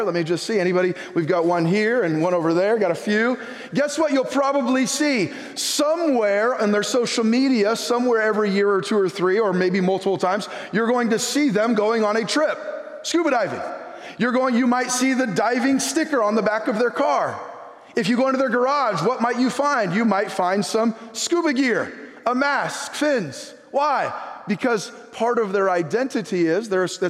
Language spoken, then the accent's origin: English; United States; I'm an American.